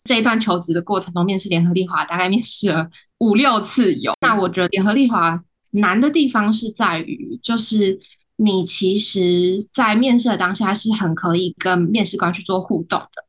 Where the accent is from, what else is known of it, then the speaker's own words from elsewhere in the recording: Taiwan; 我本身也没有国外生活的经验，我从小到大都是台湾土生土长的